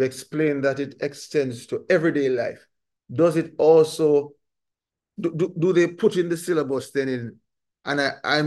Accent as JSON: {"language": "English", "country": "Jamaica", "tie": "born or raised there", "said": "a Jamaican growing up in a country that is, the majority of us are Christian."}